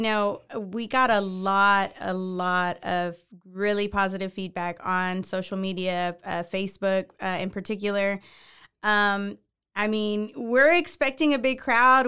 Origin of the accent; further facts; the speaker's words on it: Houston, Texas, United States; moved away as an adult; now in Waco, United States; I am not originally from Waco. I'm from Houston, but I've been